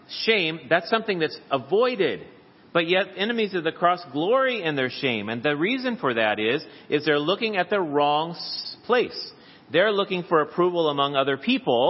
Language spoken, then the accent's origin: English; United States; the passport proves that I am a citizen of the United States of America